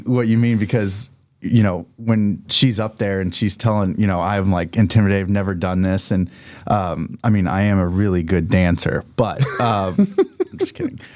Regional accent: Oklahoma, United States; moved away as an adult; also born or lived in US Virgin Islands; I'm from Oklahoma

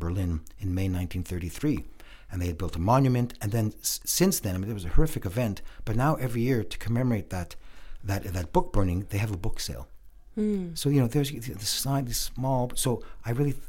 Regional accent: Montreal, Quebec, Canada; I was born and raised in Montreal

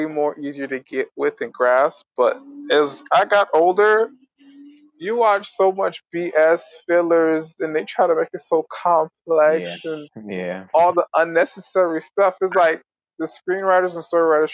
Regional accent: Miami, Florida, United States; born or raised there

